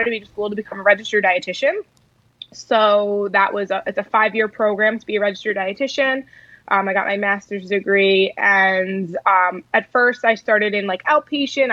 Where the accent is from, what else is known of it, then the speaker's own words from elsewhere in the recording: Long Island, New York, United States; I actually grew up on Long Island, New York